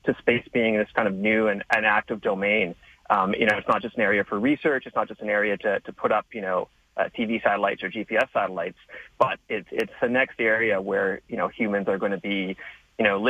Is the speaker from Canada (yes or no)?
yes; Canada; as a Canadian